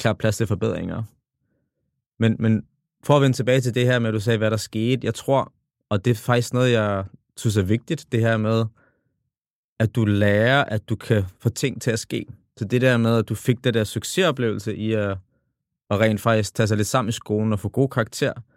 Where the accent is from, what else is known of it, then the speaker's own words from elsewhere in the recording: Copenhagen, Capital Region of Denmark, Denmark; jeg kommer jo fra The Hood. Kommer fra Tingbjerg. Og vokset op alene med min far.